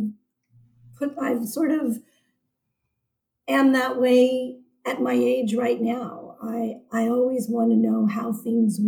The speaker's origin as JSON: {"language": "English", "town": "San Francisco", "region": "California", "country": "United States", "tie": "born or raised there", "also_born_or_lived": "Seattle, Washington", "said": "I was born in Seattle, Washington, and we moved to San Francisco when I was 7 months old. So I consider myself a San Francisco native"}